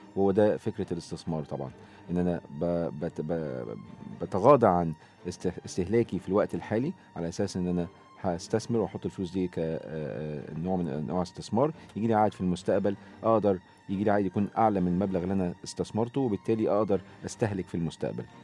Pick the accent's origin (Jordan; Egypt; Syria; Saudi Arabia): Egypt; عندنا في مصر